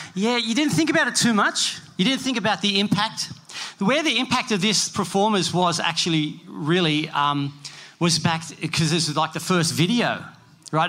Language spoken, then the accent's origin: English; Sydney, New South Wales, Australia; I was from Bondi